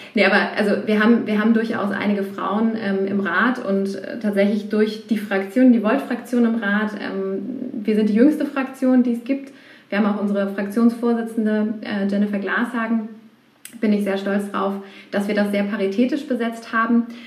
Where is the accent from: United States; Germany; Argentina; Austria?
Germany; Berlin; moved away as an adult; now in Cologne, Germany; ich bin äh, gebürtige Berlinerin